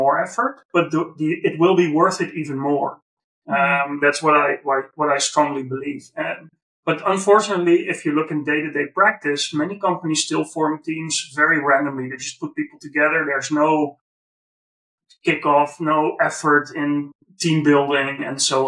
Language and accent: English; Netherlands; white guy from the Netherlands